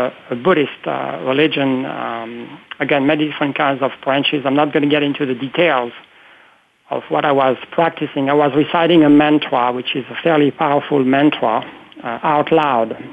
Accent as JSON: {"language": "English", "country": "France", "tie": "born or raised there", "second_language": "English", "moved": "as an adult", "lives_now": "United States", "said": "I was born in France some years ago, as I said, and I've been now living in the U.S. for almost 25 years"}